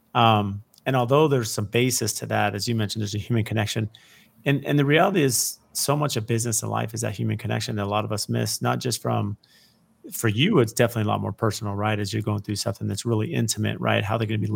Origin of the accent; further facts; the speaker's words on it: San Diego, California, United States; a young teenager growing up in San Diego